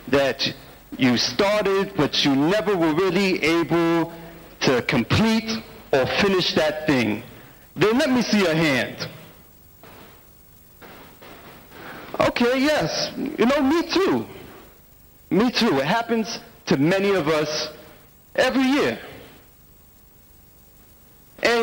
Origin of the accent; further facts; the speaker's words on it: United States; I'm from the United States of America